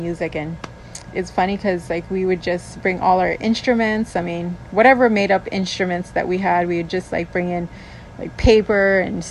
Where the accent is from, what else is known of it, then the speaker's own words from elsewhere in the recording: Molokai, Hawaii, United States; also born or lived in Maui, Hawaii; I'm originally from Molokai, but moved to Maui when I was 12 with my ohana